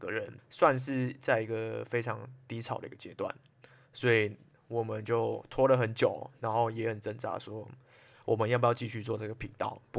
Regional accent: Malaysia; 我是来自马来西亚，可是已经不太像马来西亚人的…。

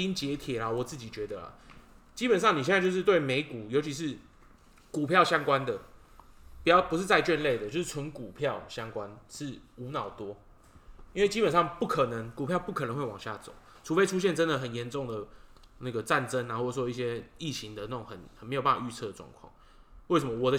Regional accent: Taiwan; 我是台湾人。

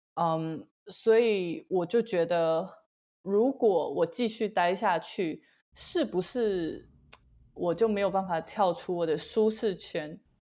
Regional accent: Taiwan; moved away as an adult; now in United Kingdom; 在来英国之前，我就是土生土长台湾人

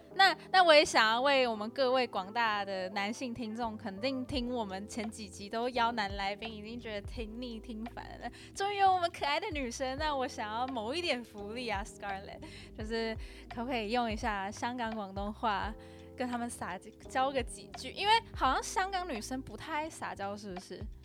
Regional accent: Taiwan; 我们台湾人都不太会拒绝别人

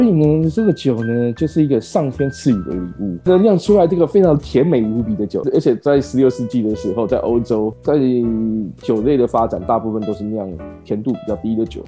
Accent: Taiwan; 我是台湾人

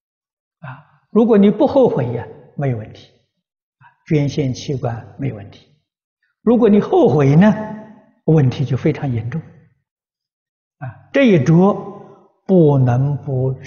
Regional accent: China; 啊，我们中国人讲灵魂呢，走了没有？

